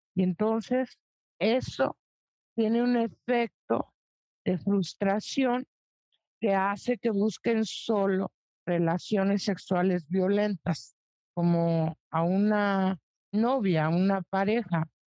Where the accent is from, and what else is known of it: Mexico